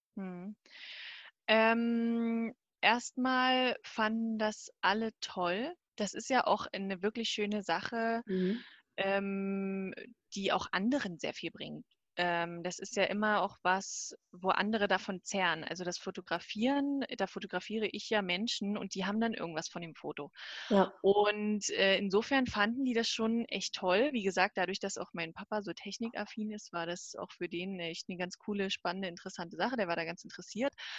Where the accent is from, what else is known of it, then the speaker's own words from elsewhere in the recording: Bautzen, Saxony, Germany; also born or lived in Zwickau; ich komme ursprünglich aus der Nähe von Dresden, Bautzen